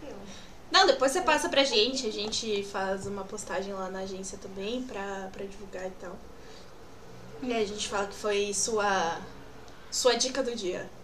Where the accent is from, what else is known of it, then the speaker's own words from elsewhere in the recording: São Paulo, Brazil; Eu sou de São Paulo.